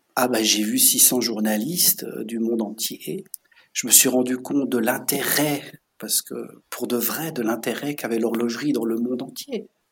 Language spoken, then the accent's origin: French; Switzerland; also born or lived in La Chaux-de-Fonds; j'ai grandi en Suisse. Et ce qu'on doit savoir, c'est que je, viens de la région de la montagne, en mhm. Suisse, de l'altitude